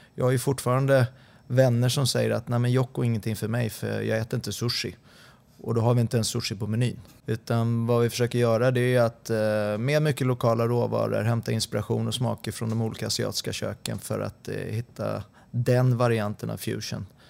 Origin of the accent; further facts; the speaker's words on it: Sundbyberg, Stockholm County, Sweden; moved away as an adult; also born or lived in Solna; now in Helsingborg, Sweden; Jag eh, är uppvuxen på Kavaljersbacken 10